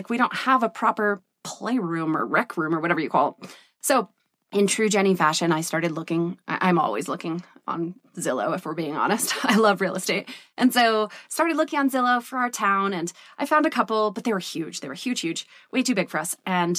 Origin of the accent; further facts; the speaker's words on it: Vermont, United States; I grew up poor. I grew up in Vermont in the woods on 70 acres where we ran around and my mom worked a million jobs and single mom.